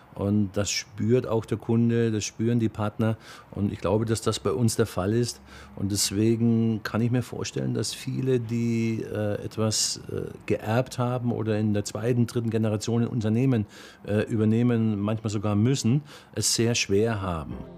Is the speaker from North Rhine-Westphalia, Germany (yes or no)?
no; near Bamberg, Bavaria, Germany; also born or lived in Berlin; Ursprünglich bin ich aus der Nähe von Bamberg, auch da geboren, im kleinen Dorf aufgewachsen